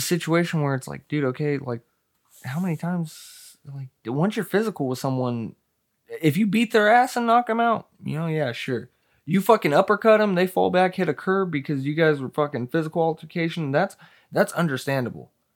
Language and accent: English; Hemet, California, United States; I'm from California